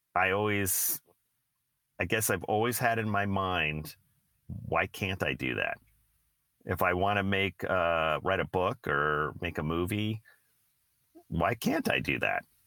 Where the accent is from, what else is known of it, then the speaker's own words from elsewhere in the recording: San Francisco Bay Area, California, United States; Steve and I both grew up in the Bay Area.